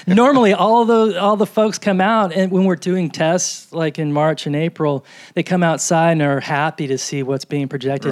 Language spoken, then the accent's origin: English; New York, United States; moved away; I'm from New York